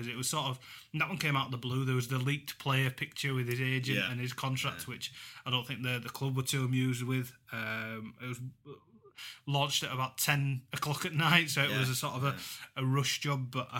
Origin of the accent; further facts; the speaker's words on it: Huddersfield, Yorkshire and the Humber, United Kingdom; I've got a soft spot for them, obviously being my hometown club. But I wouldn't ever want to claim them as my own.